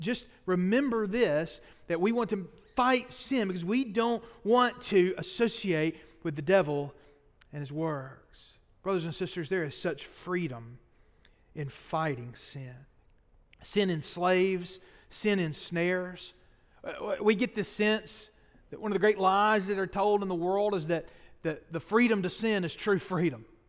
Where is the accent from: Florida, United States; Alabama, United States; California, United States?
Alabama, United States; Boaz; I spent my freshman year of college at Sneed State Community College, my hometown in Boas